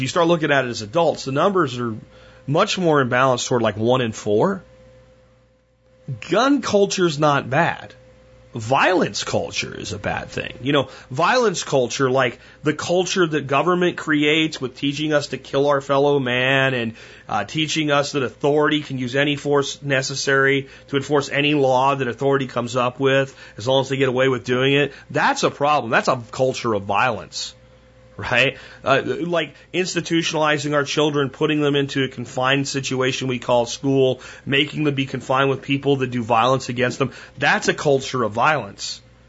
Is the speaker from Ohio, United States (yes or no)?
no; Pennsylvania, United States; Where I grew up in Pennsylvania, you didn't own a gun.